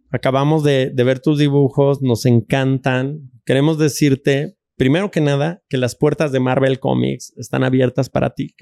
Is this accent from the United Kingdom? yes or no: no; Mexico; moved away as an adult; also born or lived in United States; yo me fui de México en el año 97 con un morralito, 100 dólares en el bolsillo y la bendición de mi mamá